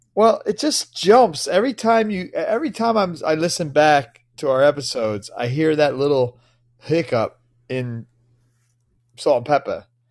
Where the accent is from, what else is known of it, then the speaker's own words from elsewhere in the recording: Philadelphia, Pennsylvania, United States; I'm from Philly